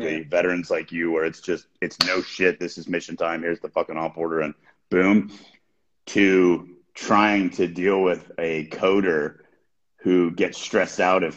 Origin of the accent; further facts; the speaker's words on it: United States; I'm an American